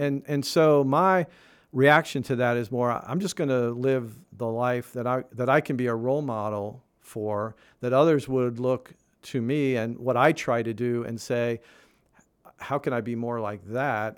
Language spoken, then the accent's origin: English; Northeast, United States; moved away; I grew up in the Northeast